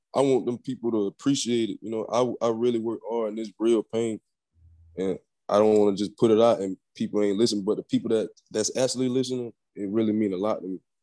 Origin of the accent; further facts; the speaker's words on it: Orlando, Florida, United States; I was born in Orlando